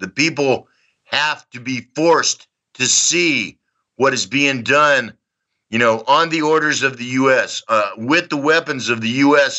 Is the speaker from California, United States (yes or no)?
no; Texas, United States; accent: Texan; moved away as an adult; also born or lived in Dallas; now in Donetsk, Ukraine; I was I was born in Texas in 1960. Um, I grew up during the time of the Civil Rights Movement, the Vietnam War. I lived in Dallas when JFK was murdered.